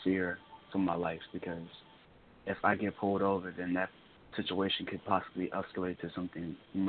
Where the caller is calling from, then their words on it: Columbia, South Carolina, United States; I'm calling from Columbia, South Carolina. And as a black man